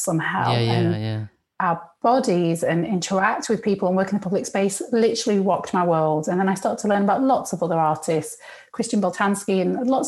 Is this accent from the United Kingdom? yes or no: yes; United Kingdom; also born or lived in Egypt; it made me feel really British.